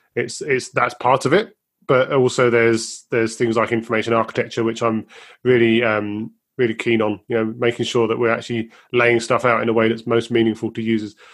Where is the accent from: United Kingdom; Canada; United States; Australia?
United Kingdom